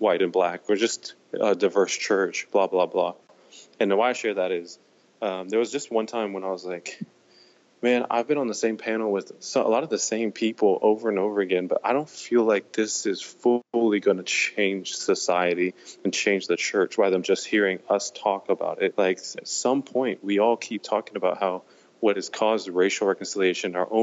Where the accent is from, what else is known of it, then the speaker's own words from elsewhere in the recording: Dallas, Texas, United States; I'm from Dallas. I love Dallas. I wasn't born here, but I've been here since kindergarten.